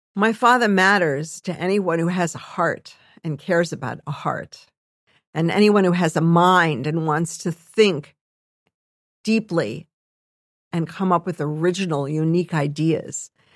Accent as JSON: {"language": "English", "country": "United States", "said": "we as Jews in America"}